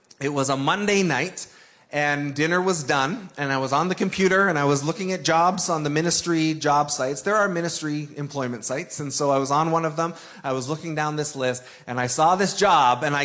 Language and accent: English; Toronto, Ontario, Canada; moved away; also born or lived in Sudbury; I grew up in the Toronto area